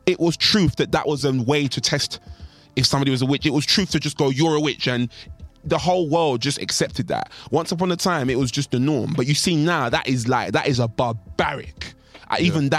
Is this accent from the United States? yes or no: no; Nigeria; I'm Nigerian, right? So I actually hold those beliefs.